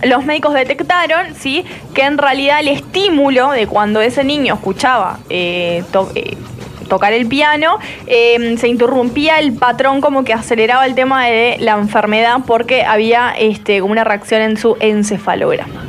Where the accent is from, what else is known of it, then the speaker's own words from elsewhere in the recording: Uruguay; Yo nací en Uruguay